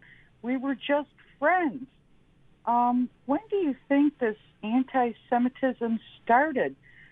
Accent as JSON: {"language": "English", "town": "Buffalo", "region": "New York", "country": "United States", "tie": "born or raised there", "said": "I grew up in North Buffalo in the 60s. We had Catholics, Jews, Protestants, and the like"}